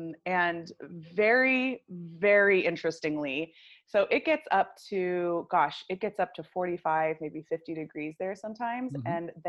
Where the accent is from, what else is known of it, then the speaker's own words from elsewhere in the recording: United States; So obviously you can tell by my accent that I am not South African. I grew up in America and lived kind of all over the place.